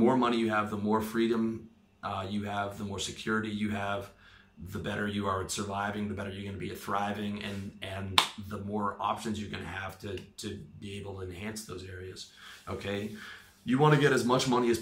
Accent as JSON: {"language": "English", "country": "Canada", "moved": "yes", "lives_now": "Thailand", "said": "My home country of Canada"}